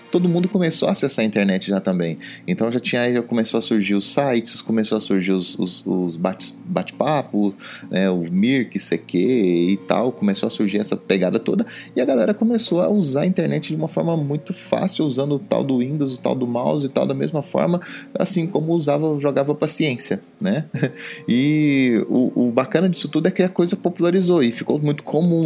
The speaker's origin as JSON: {"language": "Portuguese", "region": "Goiás", "country": "Brazil", "tie": "born or raised there", "also_born_or_lived": "Jataí, Goiás / Rio Verde, Goiás / Formosa, Goiás", "said": "eu nasci em Jataí, depois isso aconteceu em Rio Verde e eu depois eu mudei para Formosa"}